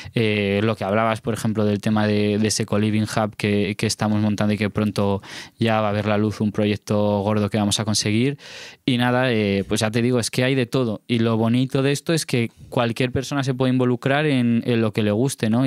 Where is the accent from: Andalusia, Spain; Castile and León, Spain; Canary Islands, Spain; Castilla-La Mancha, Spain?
Castilla-La Mancha, Spain; Alto Tajo, Guadalajara